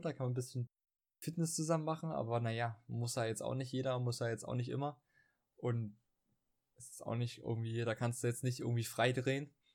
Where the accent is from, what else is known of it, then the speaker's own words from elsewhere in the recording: Dresden, Saxony, Germany; bei uns in Dresden